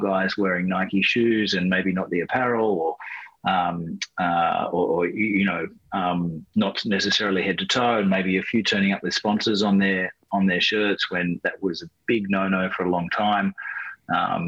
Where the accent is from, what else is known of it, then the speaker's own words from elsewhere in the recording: Australia; growing up in Australia.